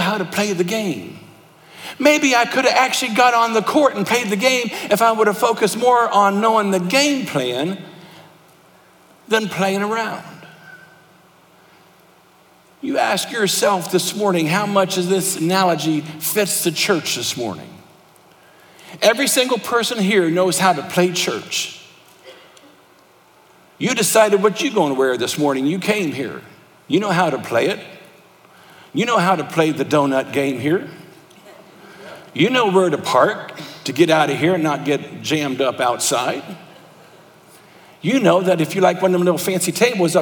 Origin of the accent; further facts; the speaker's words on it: Thornville, Ohio, United States; moved away; I'm from Thornville, Ohio.